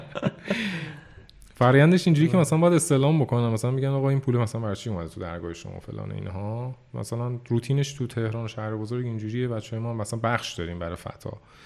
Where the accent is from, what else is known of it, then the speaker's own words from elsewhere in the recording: Iran; ما ایرانیم، زبان فارسیه